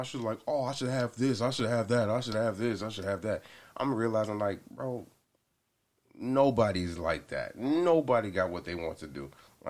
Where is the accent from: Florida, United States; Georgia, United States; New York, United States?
Georgia, United States; Atlanta; now in Los Angeles, United States; Technically Atlanta from, like, because I've been there for, like, the longest.